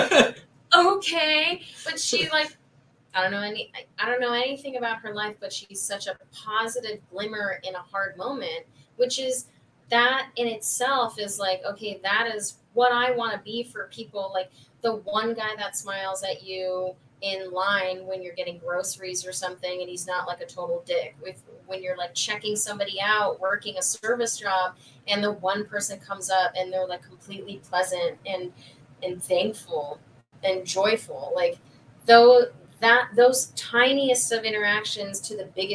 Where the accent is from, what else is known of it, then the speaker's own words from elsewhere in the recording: Chicago, Illinois, United States; I'm from Chicago